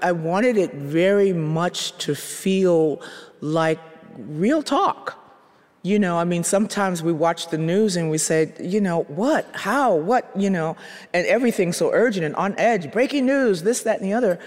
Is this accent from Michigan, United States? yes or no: no; Chicago, Illinois, United States; moved away; I'm originally from Chicago